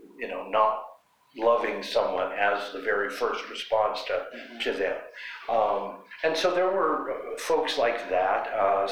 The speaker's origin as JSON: {"language": "English", "town": "Butte", "region": "Montana", "country": "United States", "said": "I'm from Butte, Montana."}